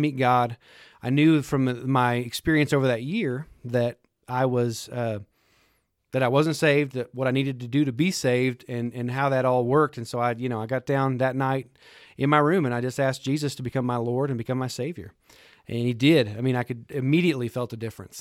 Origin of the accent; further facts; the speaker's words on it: Lubbock, Texas, United States; I grew up in Lubbock, Texas, just a few, a hundred mile, I guess a hundred miles from here. Um, born and raised there, lived there my whole life.